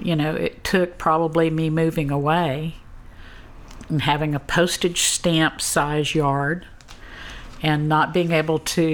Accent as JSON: {"language": "English", "region": "Southwest Louisiana", "country": "United States", "tie": "born or raised there", "said": "my hometown where I grew up. I've been able to live here"}